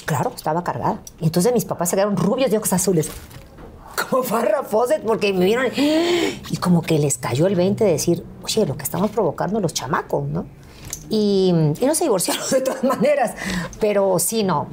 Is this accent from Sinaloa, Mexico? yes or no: no; Veracruz, Mexico; llegué a donde yo nací, a la Beneficencia Española, allá en Veracruz